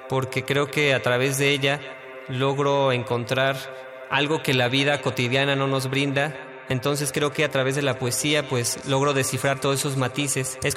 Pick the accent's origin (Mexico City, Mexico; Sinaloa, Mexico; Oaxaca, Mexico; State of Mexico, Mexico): Mexico City, Mexico; Tengo 25 años y nací en la Ciudad de México.